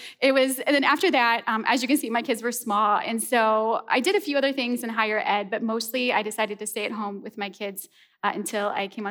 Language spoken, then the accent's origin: English; a small town outside of St. Louis, Missouri, United States; moved away; I'm originally from the Midwest. I grew up in a small town outside of St. Louis, Missouri.